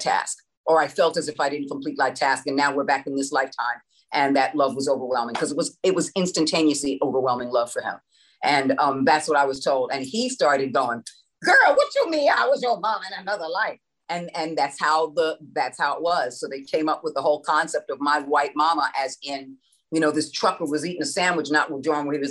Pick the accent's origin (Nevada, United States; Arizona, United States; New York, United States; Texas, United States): New York, United States; New York City; moved away; I was from the New York area